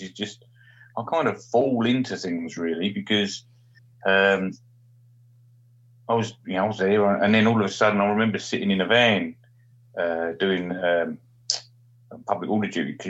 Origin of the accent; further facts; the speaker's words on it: Stanford-le-Hope, East of England, United Kingdom; moved away; also born or lived in Australia; I was born in Stanfield Albion Grays